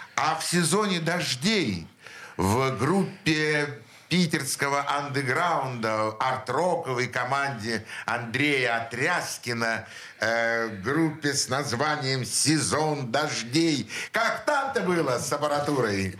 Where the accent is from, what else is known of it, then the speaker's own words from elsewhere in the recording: Saint Petersburg, Russia; мы все из Снегиревки